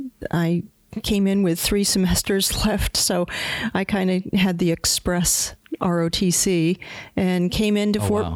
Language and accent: English; Pennsylvania, United States; I'm originally from Pennsylvania.